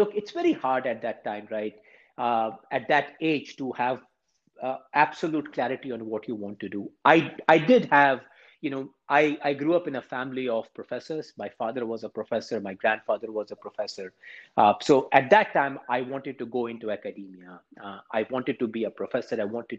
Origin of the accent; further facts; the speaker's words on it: India; moved away as an adult; now in United States; I grew up in India. I always wanted to come to the U.S. to go to graduate school.